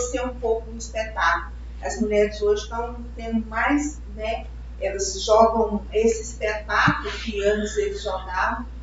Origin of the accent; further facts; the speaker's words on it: Goiânia, Goiás, Brazil; a gente, nós somos daqui de Goiânia